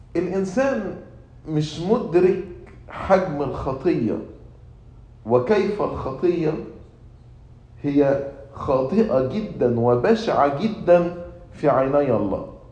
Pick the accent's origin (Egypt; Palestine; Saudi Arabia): Egypt; moved away; also born or lived in United States; أنا مواطن أمريكي مواطن مصري